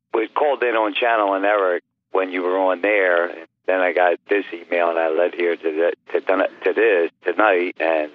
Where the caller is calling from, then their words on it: Philadelphia, Pennsylvania, United States; Calling from Philadelphia, PA.